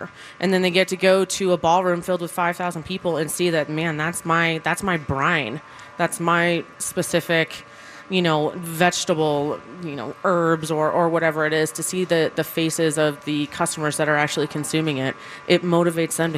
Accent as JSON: {"language": "English", "region": "New Jersey", "country": "United States", "moved": "yes", "lives_now": "Denver, United States", "said": "I'm from Jersey"}